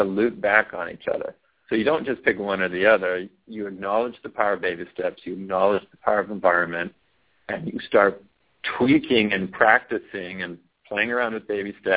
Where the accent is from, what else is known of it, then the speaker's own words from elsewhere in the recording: California, United States; I was raised in California, and so I don't sound like somebody from Florida or somebody from Boston